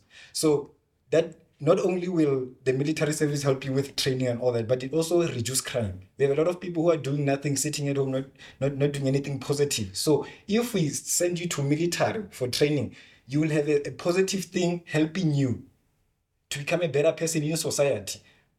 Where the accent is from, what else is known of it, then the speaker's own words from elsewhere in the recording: South Africa; We just love our country. We love our people.